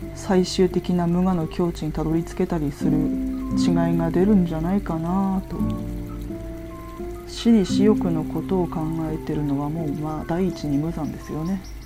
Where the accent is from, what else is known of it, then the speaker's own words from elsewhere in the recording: Yamagata, Japan; 私の地元が山形県なんですが